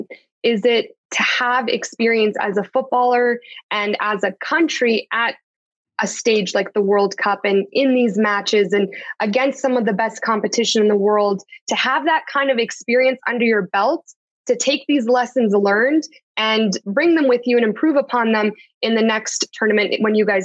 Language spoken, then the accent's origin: English; Toronto, Ontario, Canada; now in Edmonton, Canada; I'm from Edmonton, so I'm from Toronto, but I'm in Edmonton right now